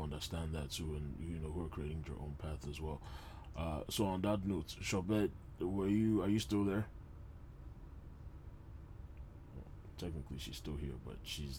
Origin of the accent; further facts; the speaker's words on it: Nigeria; as especially as a Nigerian man